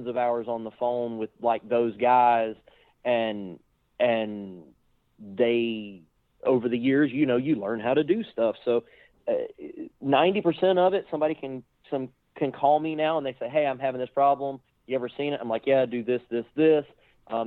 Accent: Florida, United States; also born or lived in North Carolina; born in North Carolina, but I was raised in Florida

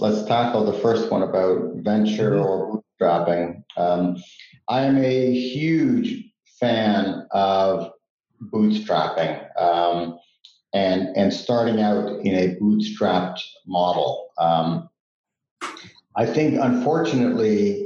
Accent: Switzerland; moved away; also born or lived in Canada; we grew up in Switzerland, and we moved to Canada. My mom is Canadian

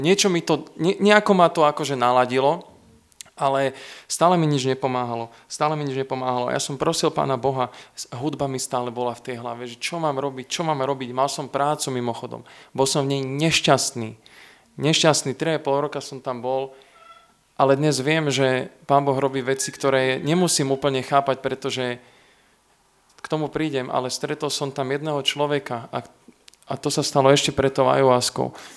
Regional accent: Trenčín, Trenčín Region, Slovakia; also born or lived in Veľký Krtíš / Opatová; Keď som mal rok, sme sa presťahovali z Veľkého Krtiša do Trenčína

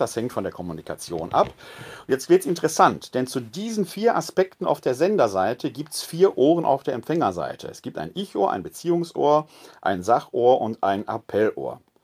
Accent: Essen, North Rhine-Westphalia, Germany; now in Wuppertal, Germany; Ich bin ein Kind des Ruhrgebietes, gebürtig aus Essen-Altendorf

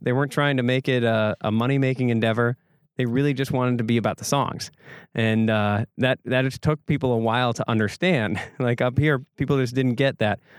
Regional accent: Egg Harbor, Wisconsin, United States; growing up in Egg Harbor, it was, it was definitely a different vibe here

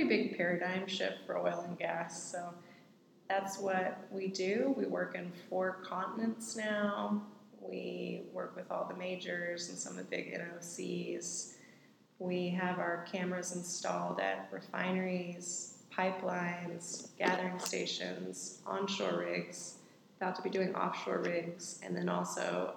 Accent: Huntsville, Alabama, United States; moved away as an adult; now in Houston, United States; I grew up in Huntsville, got out of Alabama pretty much as soon as possible.

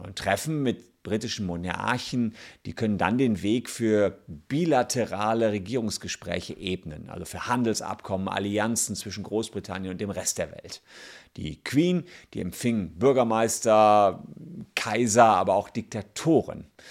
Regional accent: Germany; bei uns in Deutschland

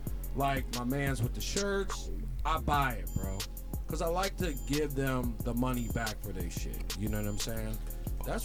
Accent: the Poconos, Pennsylvania, United States; moved away; I was from the Poconos.

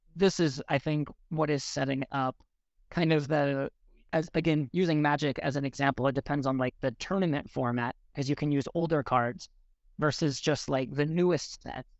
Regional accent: Seattle, Washington, United States; I grew up in Seattle

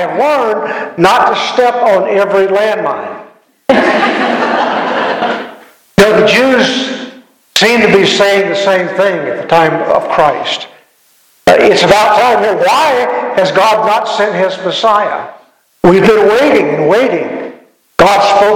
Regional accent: Louisiana, United States; I grew up in Louisiana

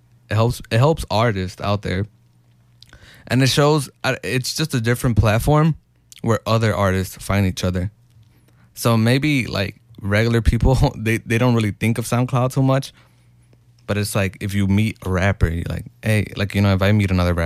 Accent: Chicago, Illinois, United States; I'm from Little Village, Chicago, Illinois, 60623

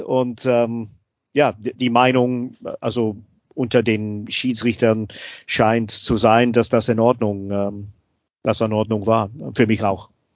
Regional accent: Scotland, United Kingdom; German is a second language; moved away; ich bin Schotte

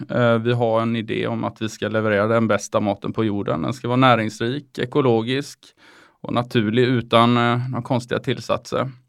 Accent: Oskarshamn, Kalmar County, Sweden; Jag är från Oskarshamn.

